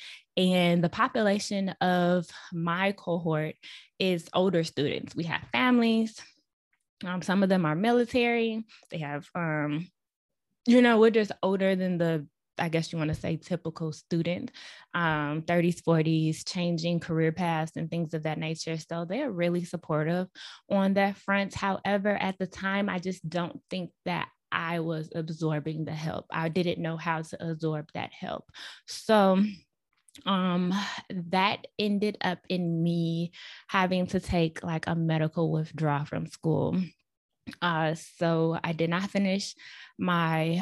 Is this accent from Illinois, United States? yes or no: yes; Chicago, Illinois, United States; moved away as an adult; now in Dallas, United States; I also moved back to my hometown in Chicago, so I was living with my parents.